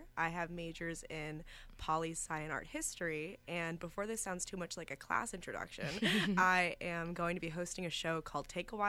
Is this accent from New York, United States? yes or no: yes; Armonk, New York, United States; I'm from Armonk, a small... Okay. I recently learned it's not a town, it's a hamlet